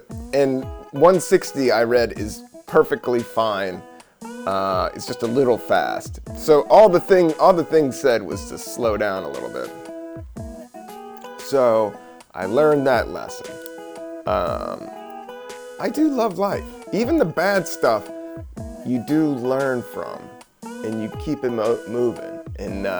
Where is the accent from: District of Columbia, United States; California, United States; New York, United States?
District of Columbia, United States; Washington; moved away; Washington, DC, my hometown